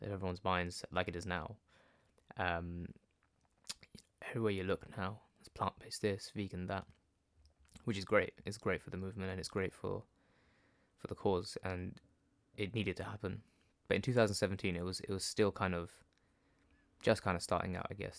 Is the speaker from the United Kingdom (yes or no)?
yes; London, United Kingdom; I was born in London, my parents are from Gujarat